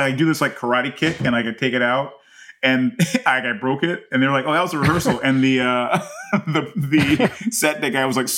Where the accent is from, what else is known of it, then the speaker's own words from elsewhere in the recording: United States; I'm more American.